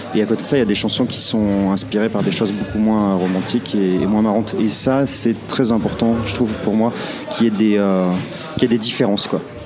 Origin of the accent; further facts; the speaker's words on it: Clermont-Ferrand, Auvergne-Rhône-Alpes, France; à Clermont-Ferrand, mhm. dans ma ville natale